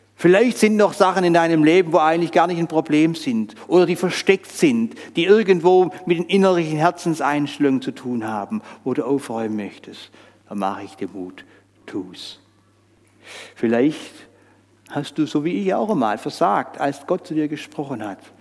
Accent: Switzerland; bei uns in der Schweiz

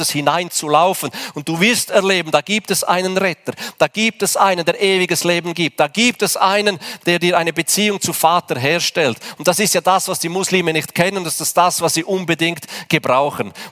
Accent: Switzerland; Da sagen wir, ich bin Schweizer, hier geht alles nach Ordnung.

